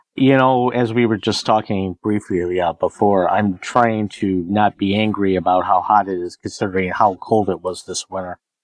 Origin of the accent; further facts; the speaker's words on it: Northern Michigan, United States; also born or lived in Greater Detroit, Michigan; we moved up to Northern Michigan. I think in 77